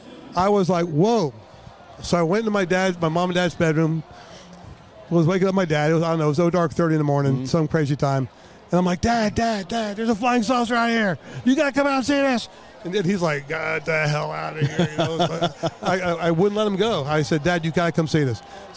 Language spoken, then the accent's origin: English; Bethesda, Maryland, United States; Bethesda, Maryland.